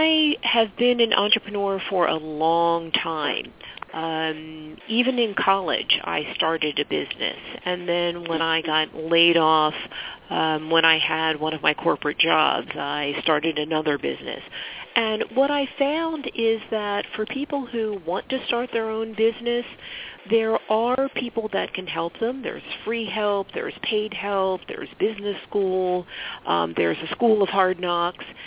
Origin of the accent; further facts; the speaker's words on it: Philadelphia, Pennsylvania, United States; also born or lived in Pittsburgh, Pennsylvania / New Jersey; I'm originally from Philadelphia.